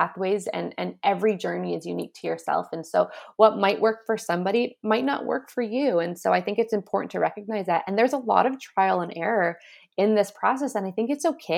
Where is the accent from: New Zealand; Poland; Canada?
Canada; I was coming from Canada. And we were the Canadian champs